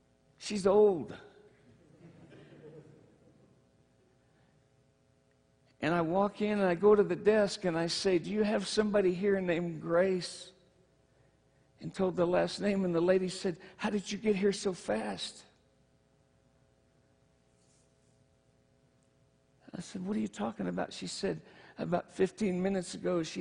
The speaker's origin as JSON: {"language": "English", "region": "Michigan", "country": "United States", "moved": "yes", "said": "I'm from Michigan"}